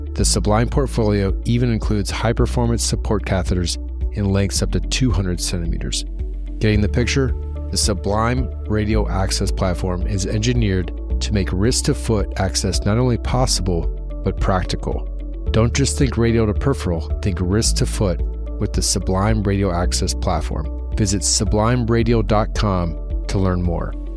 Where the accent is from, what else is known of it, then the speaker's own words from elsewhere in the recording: Columbus, Ohio, United States; moved away; I'm from Columbus, Ohio